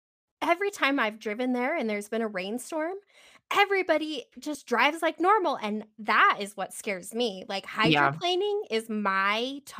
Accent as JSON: {"language": "English", "region": "Wyoming", "country": "United States", "tie": "born or raised there", "said": "Well, growing up in Wyoming, I mean, that was normal, you know, having 6, 7, 8 feet of snow."}